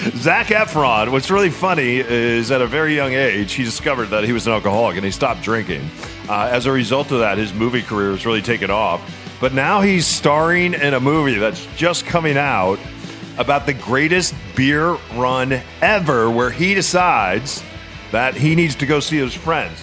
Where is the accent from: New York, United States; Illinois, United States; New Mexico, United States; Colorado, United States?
New Mexico, United States; now in Seattle, United States; grew up in New Mexico.